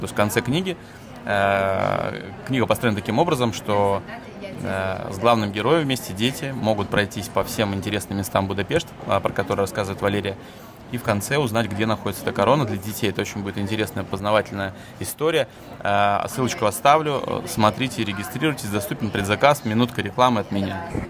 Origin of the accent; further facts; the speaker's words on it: Russia; moved away as an adult; now in Hungary; мы там из России